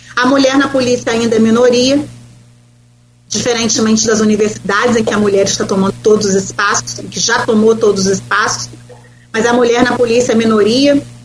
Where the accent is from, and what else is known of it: Brazil